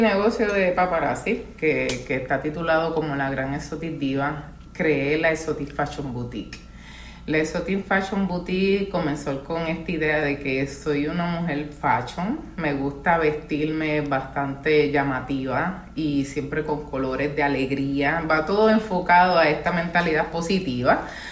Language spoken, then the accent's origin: Spanish; San Juan, Puerto Rico; also born or lived in Carolina, Puerto Rico; yo soy puertorriqueña